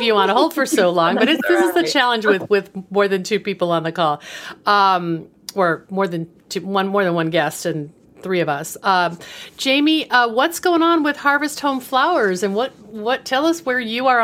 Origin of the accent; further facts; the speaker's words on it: West Coast, United States; I was from the West Coast